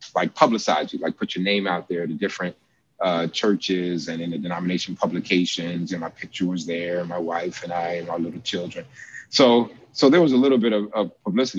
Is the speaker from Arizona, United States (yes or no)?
no; New York City, New York, United States; moved away as an adult; also born or lived in Washington, D.C.; I'm from New York City.